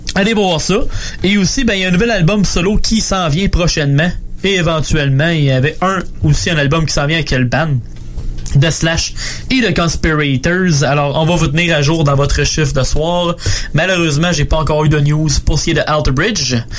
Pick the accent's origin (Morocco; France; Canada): Canada; Moi, je suis Canadien